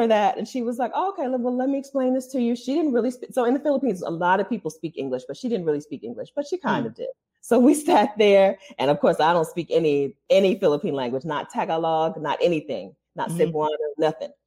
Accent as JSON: {"language": "English", "region": "Ohio", "country": "United States", "tie": "born or raised there", "also_born_or_lived": "Delaware", "said": "even though we're from Delaware, I grew up in Ohio in a very white place."}